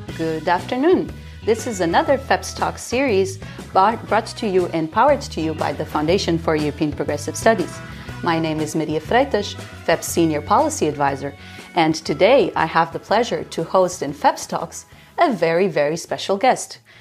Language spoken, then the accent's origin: English; Azores, Portugal; I'm also from the Azores, just like you